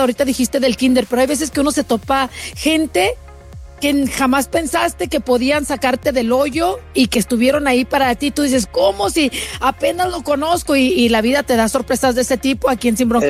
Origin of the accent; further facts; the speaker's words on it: Chihuahua, Mexico; moved away as an adult; now in United States; yo soy de Chihuahua, yo crecí, lo poquito que crecí, lo crecí allá